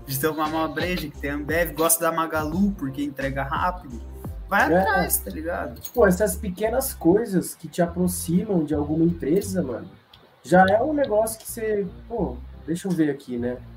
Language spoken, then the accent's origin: Portuguese; Jundiaí, São Paulo, Brazil; Mas eu sou de Jundiaí, mano.